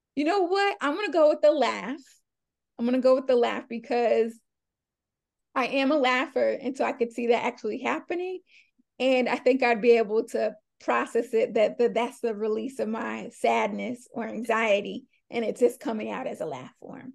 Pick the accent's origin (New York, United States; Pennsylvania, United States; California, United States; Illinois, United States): New York, United States; Long Island; I am from Long Island, New York, so the suburbs, but it's still New York